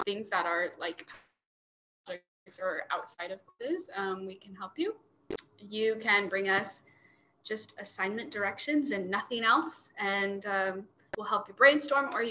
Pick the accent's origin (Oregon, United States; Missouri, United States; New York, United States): Oregon, United States; Gresham; I'm from Gresham, Oregon, which is up east of Portland